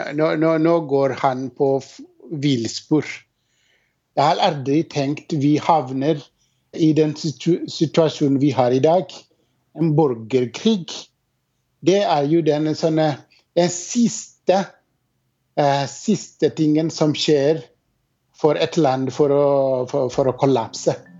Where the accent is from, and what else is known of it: Ethiopia